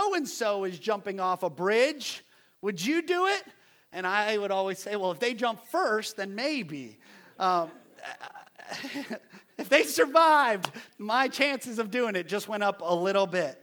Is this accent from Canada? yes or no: yes; Ontario, Canada; now in United States; Growing up in Canada, I used to travel on the weekends